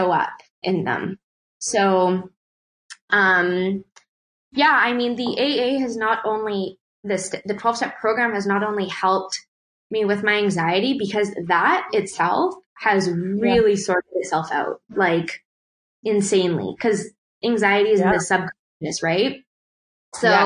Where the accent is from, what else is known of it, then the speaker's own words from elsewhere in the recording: Canada; as an Indo-Canadian growing up in Canada